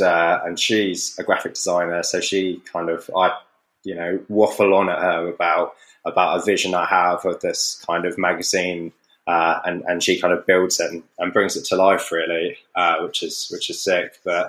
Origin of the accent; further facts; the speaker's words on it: Torbay, South West England, United Kingdom; I grew up on the south coast of Devon. And it was good. I grew up in Torbay, so I wasn't by a surf break, so to speak. But I wasn't far from one.